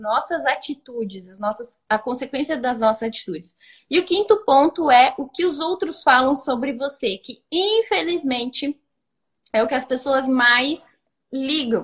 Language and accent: Portuguese; Brazil; Eu também sou brasileira, mas tenho muita tradição alemã